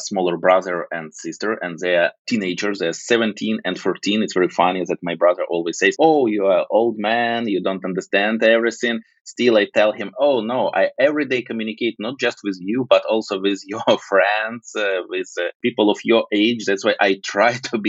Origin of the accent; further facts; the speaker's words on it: Ukraine; Originally, I'm from Ukraine.